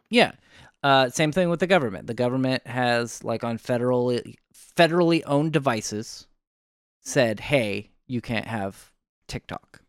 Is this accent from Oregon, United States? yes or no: yes; Oregon, United States; I'm from Oregon